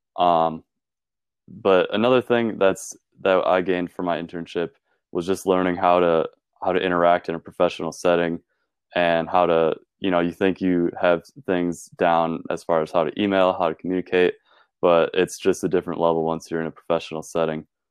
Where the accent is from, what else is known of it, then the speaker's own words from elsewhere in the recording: Ripon, Wisconsin, United States; also born or lived in Green Bay, Wisconsin; I'm from Ripon, Wisconsin.